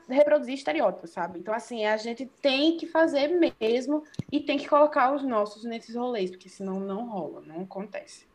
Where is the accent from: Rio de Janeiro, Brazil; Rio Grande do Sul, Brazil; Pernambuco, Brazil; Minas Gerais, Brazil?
Pernambuco, Brazil; Serra Talhada; moved away as an adult; now in João Pessoa, Brazil; eu sou sertaneja, eu sou do interior de Pernambuco, sabe? Serra Talhada